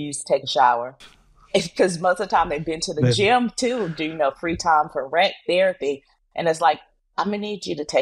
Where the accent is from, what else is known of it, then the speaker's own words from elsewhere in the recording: North Carolina, United States; moved away; I'm originally from North Carolina